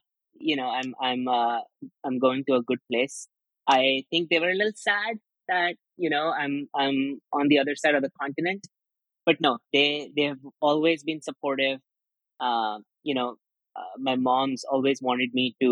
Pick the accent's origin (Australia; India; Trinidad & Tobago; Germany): India; Mumbai, Maharashtra; also born or lived in Ajmer, Rajasthan, India; now in United States; I lived most of my childhood in Mumbai